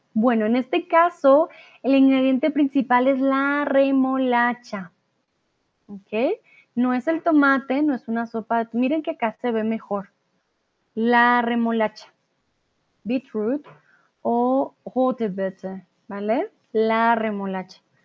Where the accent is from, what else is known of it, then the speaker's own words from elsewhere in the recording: Bogotá, Colombia; mi ciudad, Bogotá, de donde vengo yo